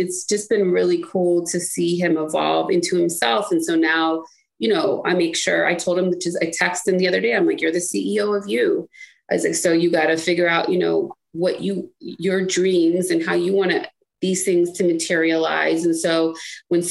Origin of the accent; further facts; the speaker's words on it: Cleveland, Ohio, United States; also born or lived in Washington, District of Columbia, United States; I spent half of my time in like growing up in Cleveland and the other half in DC